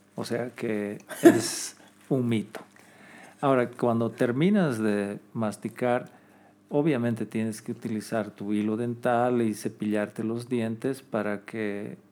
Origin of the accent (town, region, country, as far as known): Bolivia